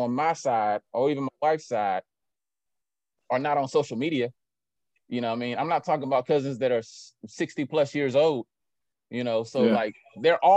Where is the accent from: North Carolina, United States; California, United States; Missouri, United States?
North Carolina, United States; Winston-Salem; I grew up in Detroit Fort in Winston, and I don't have any first cousins.